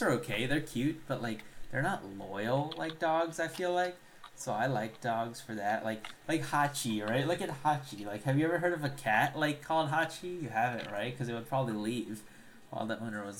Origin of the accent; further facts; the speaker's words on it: Sri Lanka; moved away; I'm from Sri